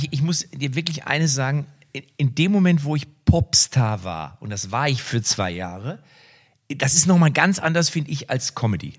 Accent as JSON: {"language": "German", "town": "Liebstadt", "region": "Saxony", "country": "Germany", "said": "Ich komme aus Liebstadt."}